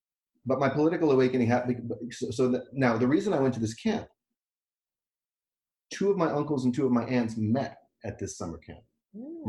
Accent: Vancouver, British Columbia, Canada; moved away as an adult; also born or lived in Montreal / New York City / Seattle; now in Victoria, Canada; I grew up in the Vancouver Jewish community, which is pretty small, pretty conservative, when it came to Israel.

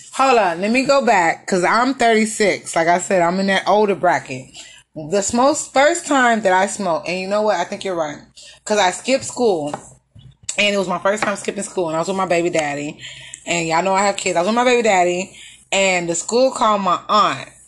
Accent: Texas, United States; I'm from Texas

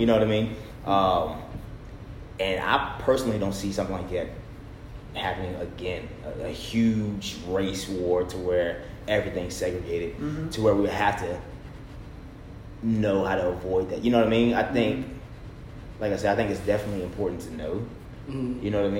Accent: India; Yeah. I'm Indian.

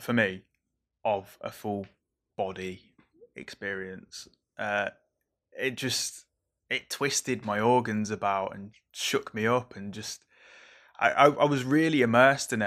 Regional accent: Merseyside, North West England, United Kingdom; growing up on Merseyside

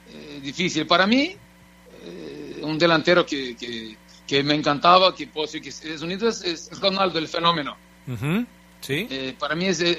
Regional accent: Brazil; Spanish is a second language; moved away as an adult; now in Mexico; Ya, de hecho, ya llevo más años viviendo en México que en Brasil. Soy ahora sí, soy

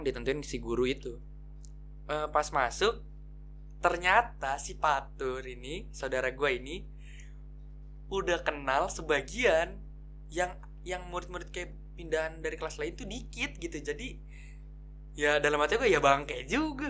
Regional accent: Bekasi, West Java, Indonesia; gua masuk S M P, namanya tuh S M P dua belas di Tambun Selatan. Ya, karena gua anak Bekasi

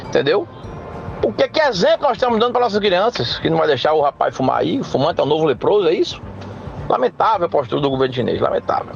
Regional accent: Limoeiro, Brazil; Eu que nasci completamente nu em Nimoeiro

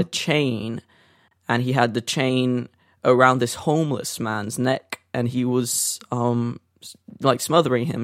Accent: Brazil; also born or lived in North London; now in London, United Kingdom; growing up in Brazil

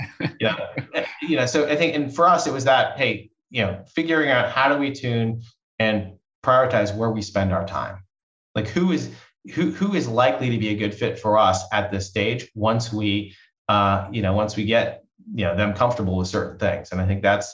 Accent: East Coast, United States; now in Bay Area, United States; I grew up on the East Coast and moving out to the Bay Area 23 years ago

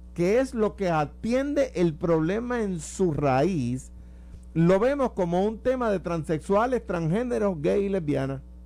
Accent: Puerto Rico; Cuando yo era muchachito, cuando era niño, había iglesias en Puerto Rico

